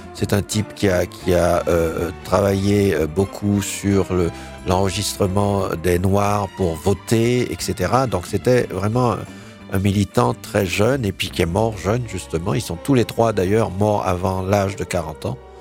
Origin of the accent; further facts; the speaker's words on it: Haiti; en tant qu'haïtien, en tant que jeune noir